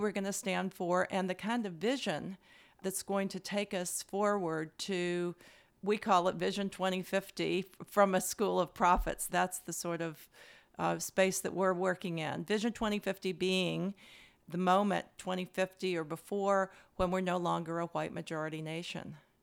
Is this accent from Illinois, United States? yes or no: no; Louisville, Kentucky, United States; I grew up in Louisville, Kentucky.